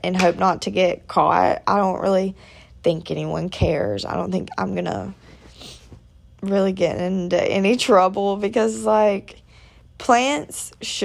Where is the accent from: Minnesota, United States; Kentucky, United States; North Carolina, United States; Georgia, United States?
Georgia, United States; also born or lived in Atlanta, Georgia / South Carolina; if you travel 3 hours south to my hometown